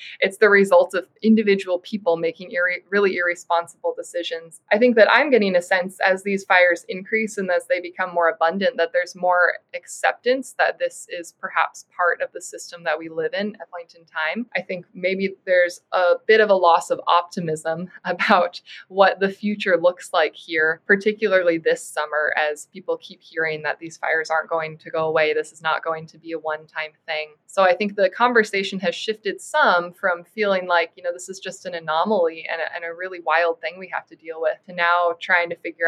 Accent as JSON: {"language": "English", "region": "West Coast", "country": "United States", "tie": "born or raised there", "also_born_or_lived": "Wyoming", "said": "I grew up on the West Coast"}